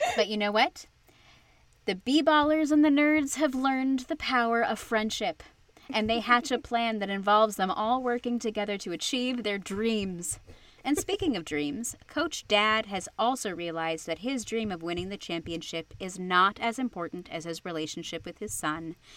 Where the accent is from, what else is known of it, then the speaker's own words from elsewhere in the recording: Arizona, United States; every high school in Arizona goes out